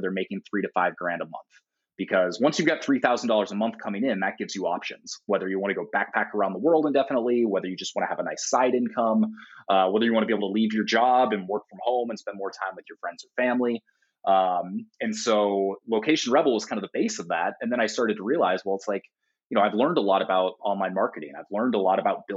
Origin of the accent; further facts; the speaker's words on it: Portland, United States; in my hometown of Portland